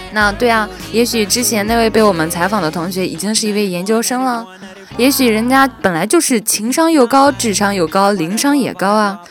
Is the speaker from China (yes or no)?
yes; Shandong, China; moved away as an adult; 我是山东人